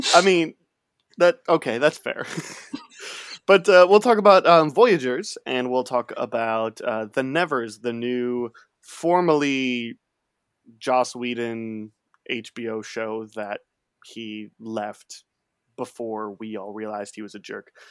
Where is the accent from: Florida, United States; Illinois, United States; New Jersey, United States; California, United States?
Illinois, United States; Chicago; I grew up near Chicago